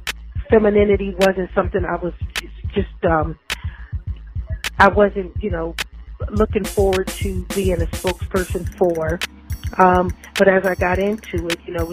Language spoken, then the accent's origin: English; Los Angeles, California, United States; also born or lived in Lakewood, California; I'm a California girl, so I grew up in all parts of Los Angeles, Compton, South Central, Los Angeles, Watts